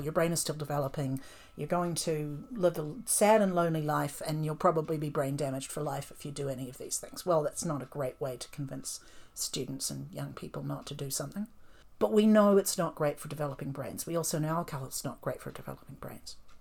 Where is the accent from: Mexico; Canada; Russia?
Canada; moved away as an adult; now in New Zealand; I grew up in Canada